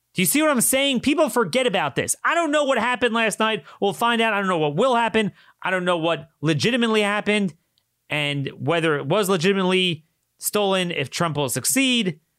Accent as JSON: {"language": "English", "region": "Maryland", "country": "United States", "said": "I'm, I come from Maryland"}